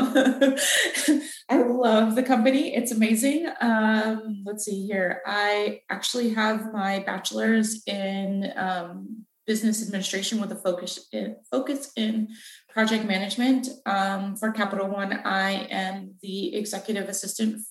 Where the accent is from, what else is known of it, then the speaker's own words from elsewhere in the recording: Renton, Washington, United States; moved away as an adult; also born or lived in Boston, Massachusetts; now in Virginia, United States; I was raised in Seattle, just outside of Seattle in a town called Renton, Washington, that's where I grew up